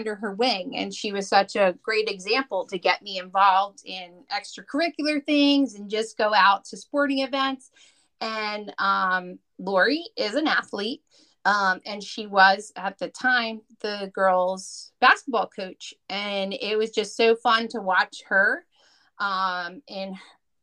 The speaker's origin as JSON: {"language": "English", "region": "New Jersey", "country": "United States", "said": "I'm from North Jersey"}